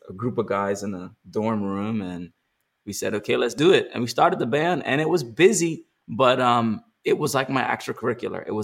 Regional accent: Bermuda; now in Los Angeles, United States; So though I'm from Bermuda, I still had to fly everybody to Bermuda.

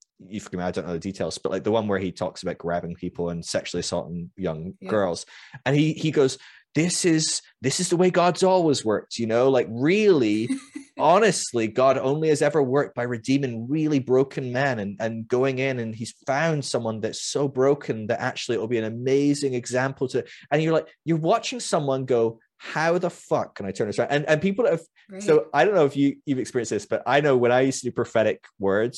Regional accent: United Kingdom; I came in as a Brit who was already like a total ridiculous liberal progressive just because I'm British

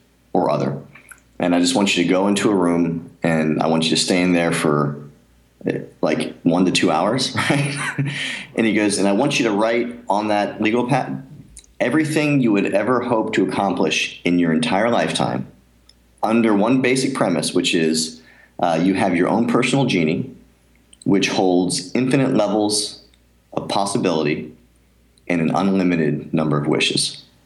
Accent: near Philadelphia, Pennsylvania, United States; moved away; growing up near Philadelphia, I was a huge Rocky fan

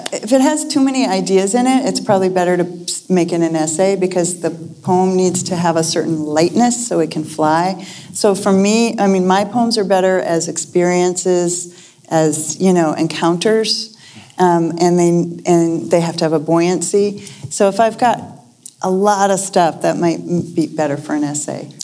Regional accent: Lexington, Massachusetts, United States; moved away; I grew up in Lexington, Massachusetts

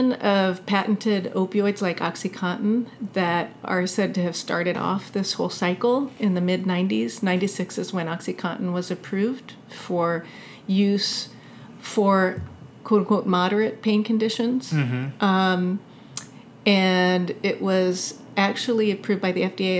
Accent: United States; growing up in America

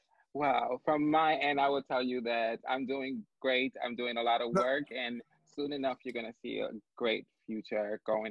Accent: Puerto Rico; now in Buffalo, United States; Although I was born in the beautiful island of Puerto Rico in the Caribbean, I am coming to you straight from Buffalo, New York, the friendly city.

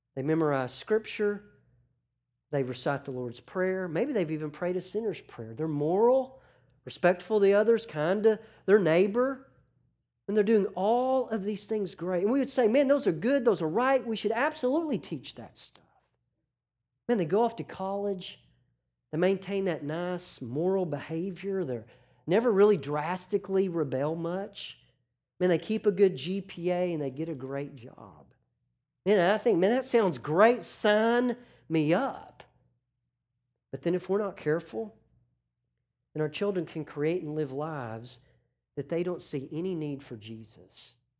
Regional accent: Arkansas, United States; growing up in Arkansas with professional sports, you have a disadvantage because we have no professional teams

